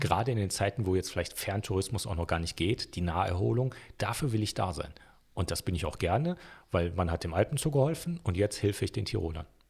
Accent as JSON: {"language": "German", "town": "Wuppertal", "region": "North Rhine-Westphalia", "country": "Germany", "tie": "born or raised there", "moved": "as an adult", "lives_now": "Innsbruck, Austria", "said": "geboren in Wuppertal, Deutschland"}